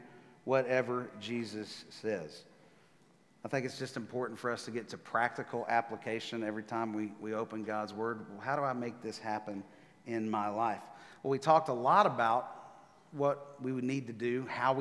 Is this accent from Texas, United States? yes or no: yes; Texas, United States; moved away as an adult; now in Nashville, United States; I was born and raised in Texas. I'm a Texas guy.